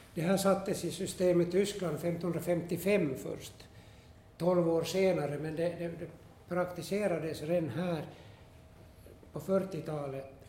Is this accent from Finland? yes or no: yes; Esse, Ostrobothnia, Finland; jag är från, hemma från Esse